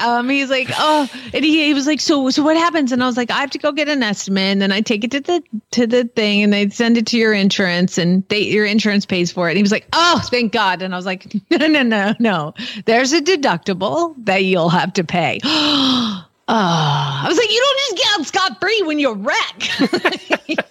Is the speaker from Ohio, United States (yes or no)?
no; Georgia, United States; moved away; I'm from Georgia